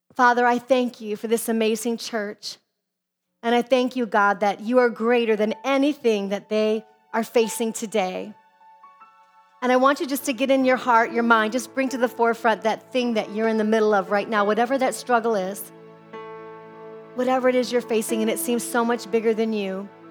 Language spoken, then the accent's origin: English; Midwest, United States; now in Arizona, United States; I come from the Midwest where all the neighbors